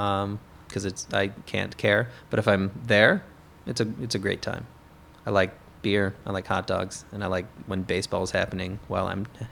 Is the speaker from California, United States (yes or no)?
no; Kansas City, Missouri, United States; Kansas City.